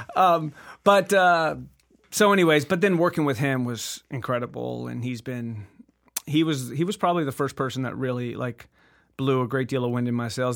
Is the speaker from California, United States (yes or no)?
yes; La Habra, California, United States; From La Habra, California